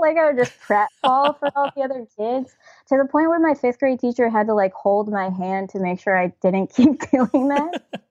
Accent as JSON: {"language": "English", "region": "New Jersey", "country": "United States", "tie": "born or raised there", "also_born_or_lived": "Toronto, Ontario, Canada", "lives_now": "New York, United States"}